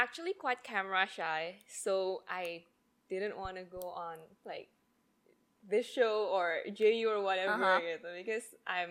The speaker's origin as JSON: {"language": "English", "town": "Surabaya", "region": "East Java", "country": "Indonesia", "tie": "born or raised there", "also_born_or_lived": "Los Angeles", "moved": "as an adult", "lives_now": "Jakarta, Indonesia", "said": "I grew up in Surabaya all my life and then went to college and then moved to Jakarta for work."}